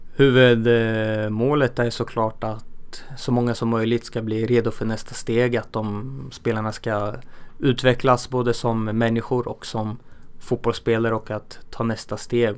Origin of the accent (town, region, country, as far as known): Örebro, Örebro County, Sweden; born or raised there